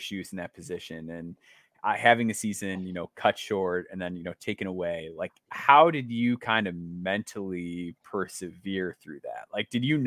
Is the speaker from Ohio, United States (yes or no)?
no; Illinois, United States; I'm from Illinois myself.